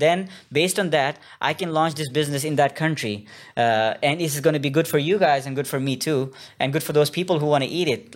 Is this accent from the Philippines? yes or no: no; Gilgit-Baltistan, Pakistan; moved away as an adult; now in Korea; my hometown in the north, uh, Gilgit Baltistan in the mountains